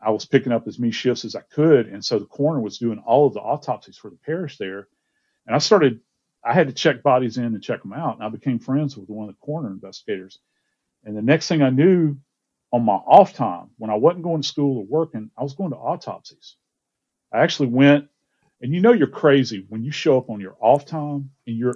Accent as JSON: {"language": "English", "region": "Georgia", "country": "United States", "tie": "born or raised there", "also_born_or_lived": "Louisiana", "said": "I actually wound up growing up in Georgia."}